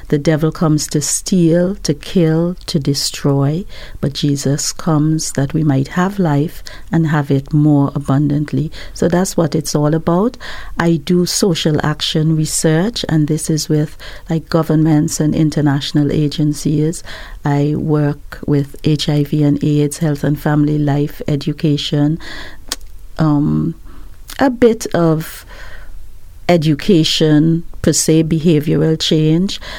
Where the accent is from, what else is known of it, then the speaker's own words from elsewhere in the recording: Antigua & Barbuda; now in Barbados; I'm originally from Antigua, yes, but I've lived in Barbados most of my life.